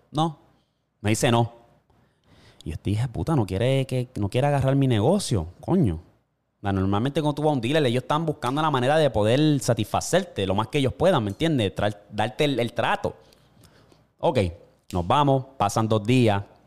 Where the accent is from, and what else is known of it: Puerto Rico